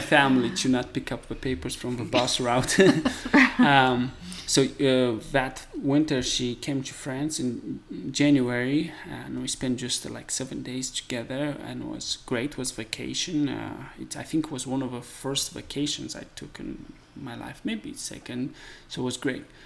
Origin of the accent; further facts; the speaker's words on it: Moldova; English is a second language; now in United States; I come from Eastern Europe, and um, uh, the country is called Moldova.